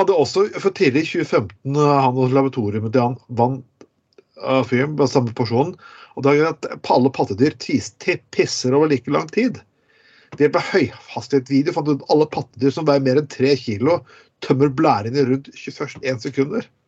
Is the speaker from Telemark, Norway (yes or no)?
yes; Telemark, Norway; moved away as an adult; now in Bergen, Norway; jeg kommer fra Telemark